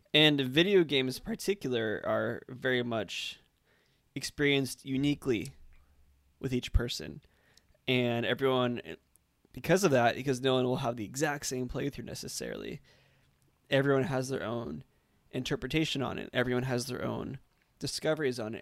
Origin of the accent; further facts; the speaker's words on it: Orange County, California, United States; I grew up in Orange County